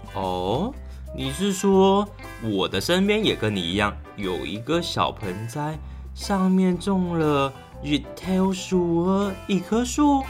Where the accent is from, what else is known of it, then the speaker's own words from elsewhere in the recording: Taoyuan, Taiwan; 我是来自桃园界的